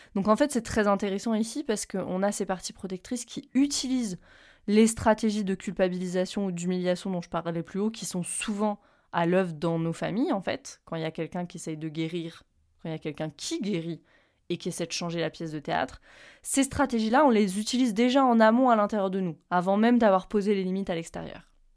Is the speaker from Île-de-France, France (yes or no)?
no; Reims, Grand Est, France; moved away; je rentre à Reims, euh, là où j'ai grandi